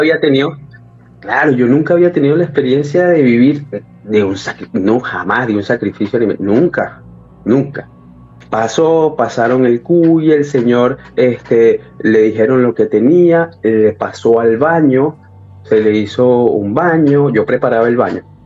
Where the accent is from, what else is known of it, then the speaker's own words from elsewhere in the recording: Caracas, Capital District, Venezuela; moved away as an adult; also born or lived in Ecuador / Peru; now in Chile; Yo soy de Venezuela, sí, de Caracas, de la capital de Venezuela